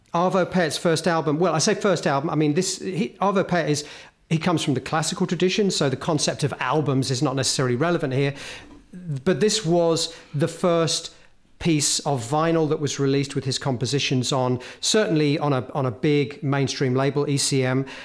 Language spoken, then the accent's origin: English; Hemel Hempstead, East of England, United Kingdom; a kid living, growing up in Helmholtz